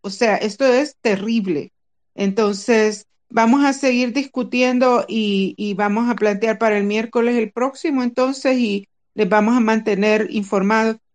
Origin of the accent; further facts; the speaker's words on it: El Salvador; somos un grupo de salvadoreños, de cheros, como decimos nosotros